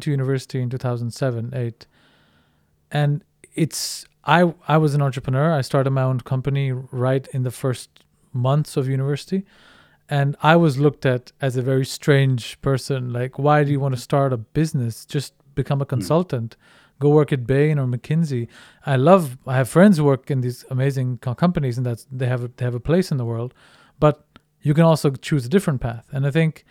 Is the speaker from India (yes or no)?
yes; India; moved away as an adult; also born or lived in Netherlands; now in Denmark; I'm originally Indian, grew up in India, finished my high school there, and then came to the Netherlands